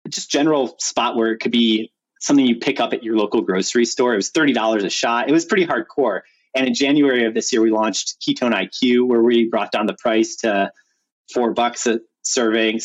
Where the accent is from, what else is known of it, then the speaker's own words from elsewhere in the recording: Chicago, Illinois, United States; moved away; also born or lived in Stanford; I'm from Chicago originally, went to public school